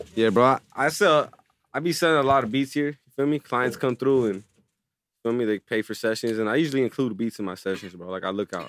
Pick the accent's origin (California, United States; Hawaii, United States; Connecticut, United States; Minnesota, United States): California, United States; Palmdale; moved away; growing up in Palmdale